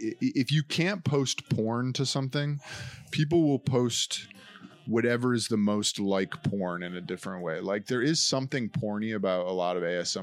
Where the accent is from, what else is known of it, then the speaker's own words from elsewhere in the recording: New York, United States; I'm from New York.